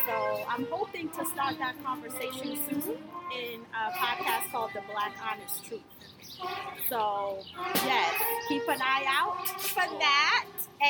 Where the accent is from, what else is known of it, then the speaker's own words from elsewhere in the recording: Kenya; now in Grand Rapids, United States; I am originally from Kenya. I've traveled a bit.